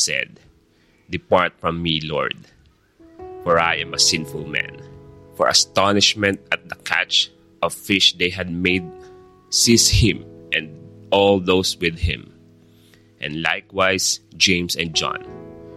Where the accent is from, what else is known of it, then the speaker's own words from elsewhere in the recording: Philippines; we as a Filipino